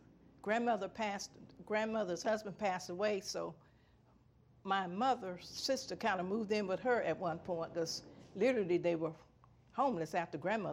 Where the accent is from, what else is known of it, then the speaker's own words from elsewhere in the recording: Hobe Sound, Florida, United States; I was born here in the Banner Lake area, Hope Sound, Florida, in the house that I currently reside in.